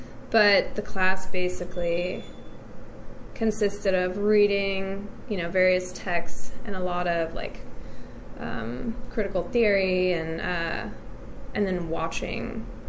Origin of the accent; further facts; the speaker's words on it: United States; I grew up on American and British 60s music because of my parents. And then, you know, as a preteen, American preteen, I was into like the major hits